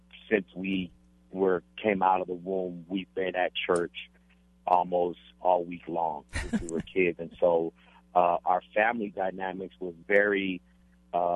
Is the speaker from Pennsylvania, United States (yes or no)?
no; El Paso, Texas, United States; We grew up in El Paso, Texas